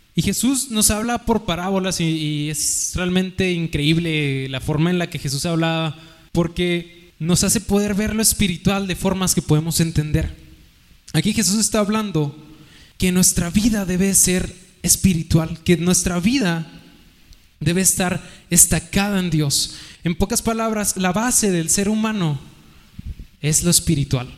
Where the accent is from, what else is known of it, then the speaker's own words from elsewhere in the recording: Mexico; como buenos mexicanos